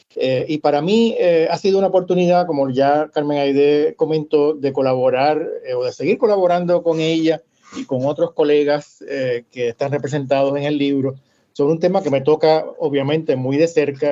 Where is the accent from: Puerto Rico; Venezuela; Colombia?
Puerto Rico; Bayamón; accent: mix of Puerto Rican and Cuban; moved away as an adult; also born or lived in Cuba / Panama; now in Miami, United States; Nací en Cuba eh, poco antes de la revolución y mis padres eh, salieron en el año 1960 cuando yo tenía solamente tres años Primero fuimos a Panamá, allí pasé mi primera o mi segunda infancia entre el 60 y el 66, y entonces por razones de trabajo a mi padre eh, le ofrecieron una oportunidad de transferirse a Puerto Rico, y en el año 66